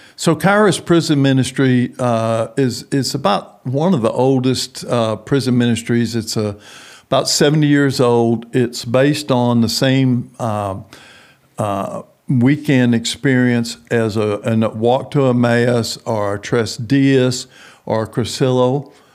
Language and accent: English; San Antonio, Texas, United States; moved away as an adult; also born or lived in New Orleans, Louisiana / Houston / Midland / Denver; I was grow, grew up in San Antonio, Texas.